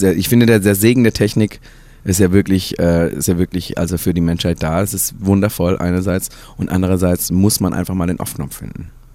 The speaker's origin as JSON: {"language": "German", "region": "Baden-Württemberg", "country": "Germany", "tie": "born or raised there", "also_born_or_lived": "Hesse", "moved": "yes", "said": "ich wurde geboren in Baden-Württemberg, nicht in Hessen, Ähm, und, äh, bin aufgewachsen und durfte, äh, im Hause meiner Eltern"}